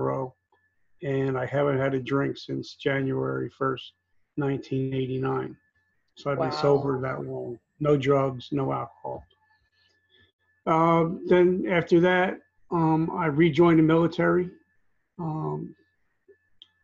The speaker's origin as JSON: {"language": "English", "region": "New Jersey", "country": "United States", "tie": "born or raised there", "also_born_or_lived": "South Carolina", "said": "I grew up in New Jersey"}